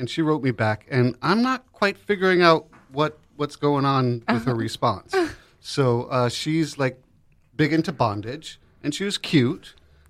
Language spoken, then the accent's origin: English; New York City, New York, United States; born and raised in Greenwich Village, New York City.